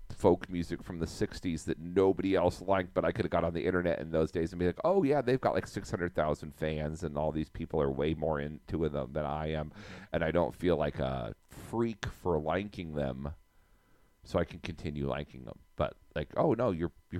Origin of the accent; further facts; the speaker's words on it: Wyoming, United States; growing up in Wyoming